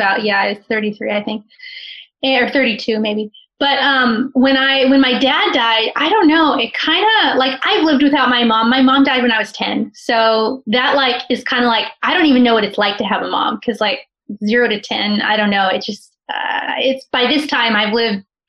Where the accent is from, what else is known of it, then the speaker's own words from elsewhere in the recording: California, United States; we're from California